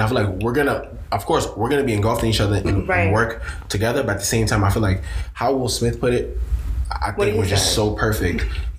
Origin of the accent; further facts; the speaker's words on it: Nigeria; When it comes to like really self-love as a Nigerian, Nigerians not wanting to be something else, like taking everything we have, going to Dubai and pouring at it.